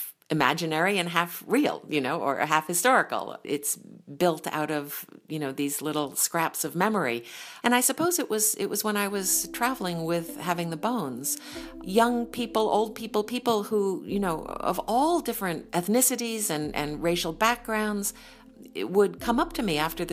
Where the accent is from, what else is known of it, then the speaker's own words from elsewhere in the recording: New Haven, Connecticut, United States; I grew up in New Haven, Connecticut, and my dad was a professor at Yale